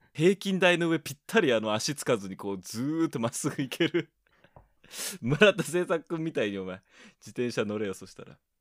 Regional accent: Chiba, Japan; 僕の地元の千葉

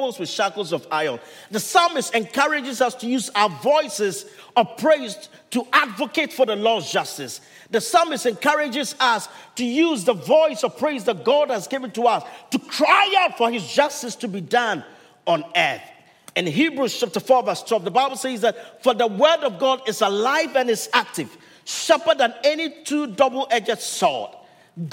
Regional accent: Ghana; first language Twi; English is a second language; now in Milpitas, United States; my home country, Ghana

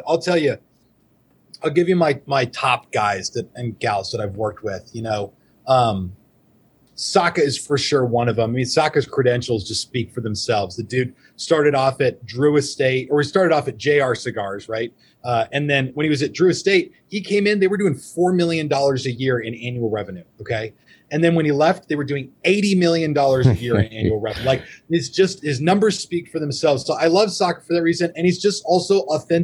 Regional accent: Arizona, United States; also born or lived in Colorado; I was born in Colorado, and my dad worked for IBM, so we moved around when I was a kid, and he's from Minnesota. So when he came out to Arizona for a business trip, he was like, this is it. I'm moving my family out here. We're staying. So I've been here 30 years. You know, we moved here when I was 5 or 6

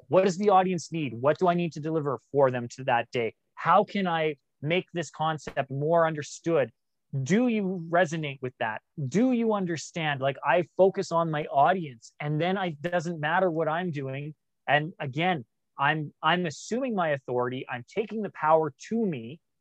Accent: Canada; growing up in Canada

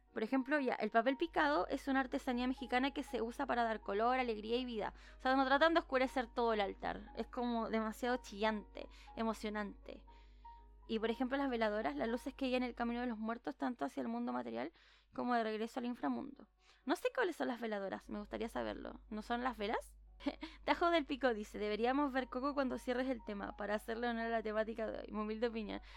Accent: Chile; no soy mexicana y soy chilena

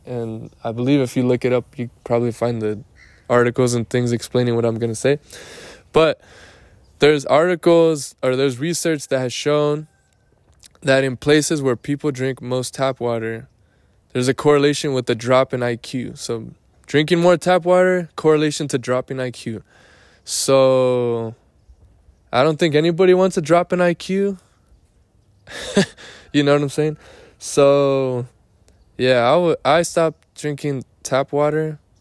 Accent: Lake Elsinore, California, United States; I am in my hometown, which is Lake Elsinore

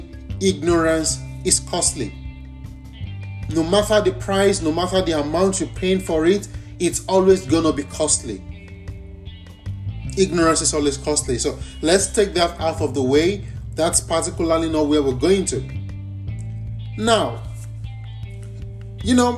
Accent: Nigeria; moved away as an adult; I'm from Nigeria, and that's a country in the West African continent.

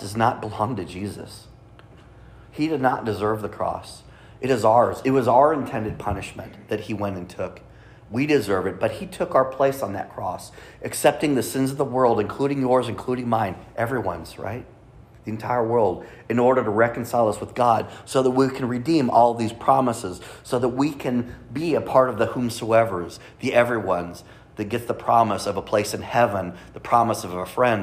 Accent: Kansas City, Missouri, United States; we're from Kansas City

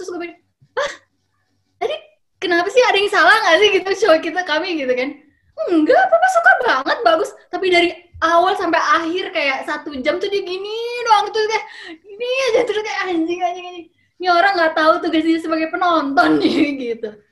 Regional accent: Jakarta, Indonesia; also born or lived in Germany; lahir di Jerman, terus dibawa ke, ke, ke Jakarta, berapa bulan nginep di rumah tante gua di, di Tomang gitu. Eh, udah gitu dapet rumah di Kelapa Gading

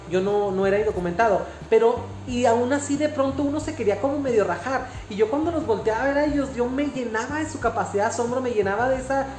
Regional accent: Mexico; como mexicanos

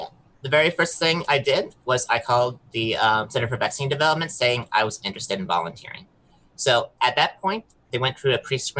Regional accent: southern Mexico, Mexico; moved away as an adult; also born or lived in Southwest Michigan, United States; now in United States; I'm originally from Southwest Michigan. I grew up in Southern Mexico. I moved myself back to the US for college

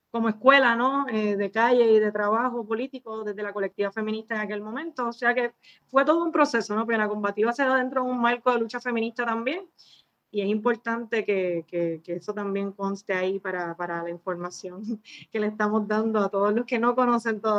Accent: Río Grande, Puerto Rico; yo soy punteadora, soy de Río Grande

